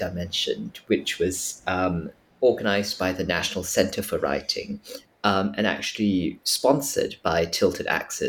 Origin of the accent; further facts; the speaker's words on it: Singapore; because I grew up in Singapore